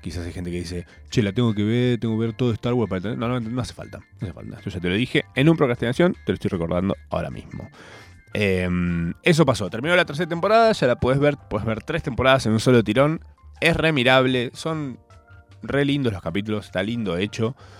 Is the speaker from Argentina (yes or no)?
yes; Argentina; Soy un argentino más